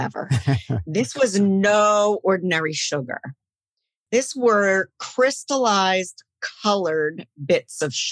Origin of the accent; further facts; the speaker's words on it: Philadelphia, Pennsylvania, United States; I grew up in Philadelphia, and my mother was from England